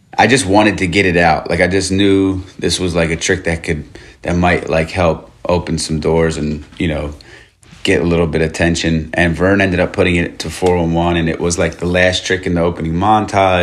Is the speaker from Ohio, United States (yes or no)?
no; Norristown, Pennsylvania, United States; moved away as an adult; now in Los Angeles, United States; I grew up outside of Philly in Norristown, PA